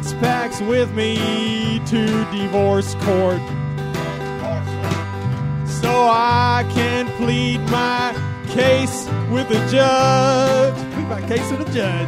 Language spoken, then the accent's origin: English; Norfolk, Virginia, United States; I'm from Norfolk, Virginia